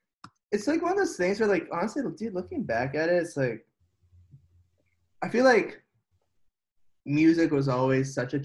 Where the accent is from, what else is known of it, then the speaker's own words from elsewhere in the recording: Palo Alto, California, United States; So I grew up in the outskirts. I mean, I grew up in Palo Alto.